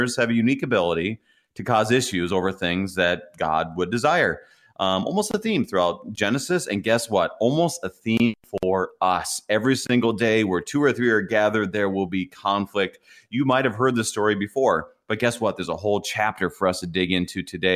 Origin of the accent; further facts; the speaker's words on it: Minnesota, United States; a Minnesotan